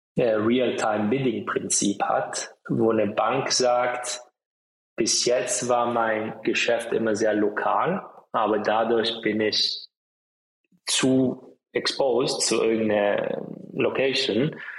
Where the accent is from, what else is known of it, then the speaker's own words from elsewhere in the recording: Italy; moved away; ich bin auch in Italien aufgewachsen